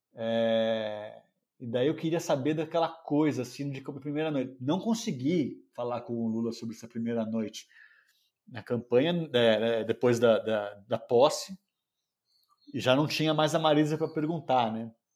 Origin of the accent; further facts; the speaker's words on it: São Paulo, Brazil; moro em São Paulo, nasci em São Paulo